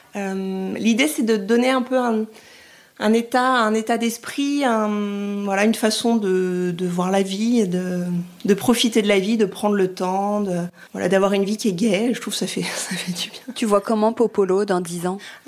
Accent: France; moved away as an adult; also born or lived in Rome, Italy; Je suis française et j'ai eu la chance d'aller vivre en Italie pendant deux ans et demi, trois ans

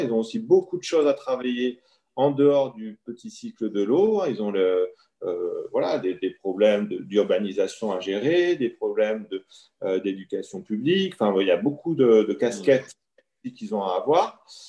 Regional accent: France; chez nous en France

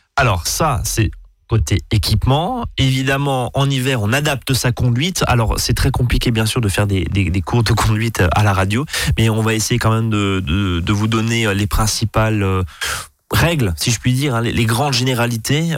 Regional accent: Alsace, Grand Est, France; chez nous en Alsace

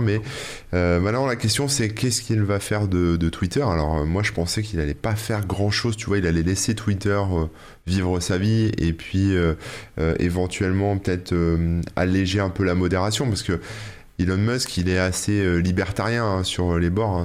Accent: France; nous en tant que Français

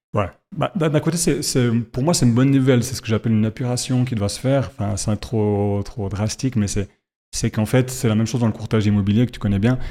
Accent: Fribourg, Switzerland; je suis fribourgeois

